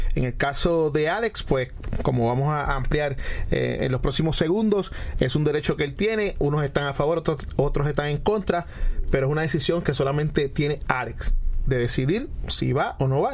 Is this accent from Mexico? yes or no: no; Puerto Rico; yo siempre voy a ser puertorriqueño antes que cualquier otra cosa